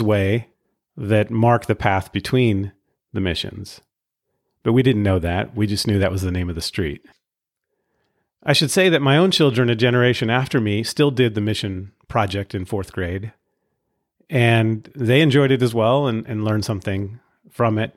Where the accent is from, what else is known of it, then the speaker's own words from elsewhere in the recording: Pacifica, California, United States; My hometown that I grew up in of Pacifica, California